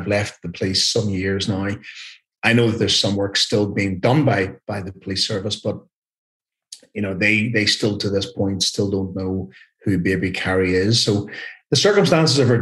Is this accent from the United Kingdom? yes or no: yes; Carryduff, Northern Ireland, United Kingdom; it was my hometown when I grew up. So actually, I used to play football and mess around in the same fields